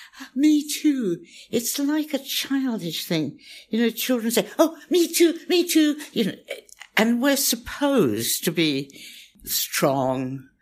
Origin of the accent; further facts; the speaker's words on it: Pakistan; born there; also born or lived in India; And I was born in Pakistan and lived in India.